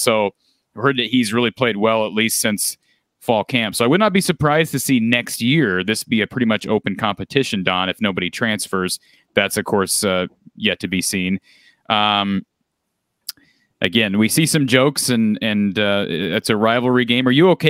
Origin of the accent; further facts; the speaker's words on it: Marshalltown, Iowa, United States; now in Ames, United States; I'm from Marshalltown originally. My wife and I reside in Ames now.